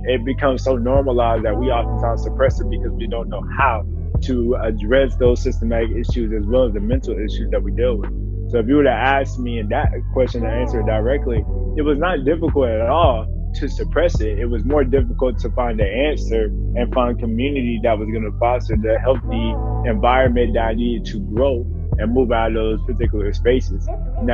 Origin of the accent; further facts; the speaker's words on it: Eastern North Carolina, United States; growing up in Eastern North Carolina, I can say for me personally, we kind of bury a lot of our issues within our faith